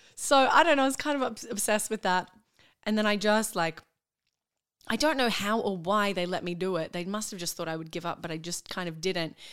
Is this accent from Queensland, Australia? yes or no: yes; Brisbane, Queensland, Australia; born or raised there; moved away as an adult; also born or lived in Perth; now in Melbourne, Australia